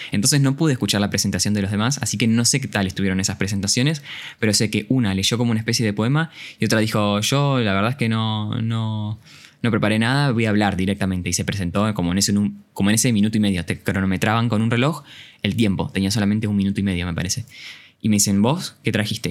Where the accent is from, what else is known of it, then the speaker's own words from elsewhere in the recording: Campana, Buenos Aires Province, Argentina; soy de Campana y tenía que viajar hasta Ciudad Autónoma de Buenos Aires